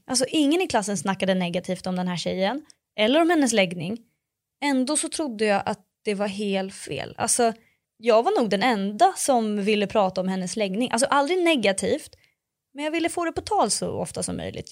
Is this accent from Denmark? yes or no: no; Örebro, Örebro County, Sweden; now in Stockholm, Sweden; jag bor i Stockholm, men jag växte upp i Örebro